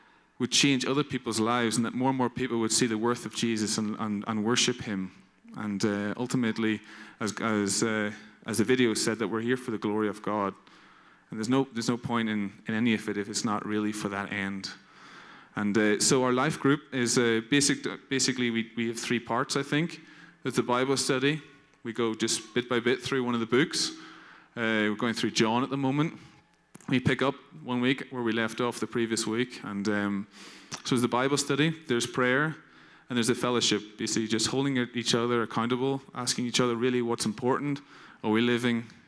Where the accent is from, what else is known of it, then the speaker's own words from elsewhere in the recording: Northern Ireland, United Kingdom; moved away as an adult; now in Cologne, Germany; I'm living in Cologne, although I'm not naturally normally from Cologne. I come from Northern Ireland, and I've been there about 5 years.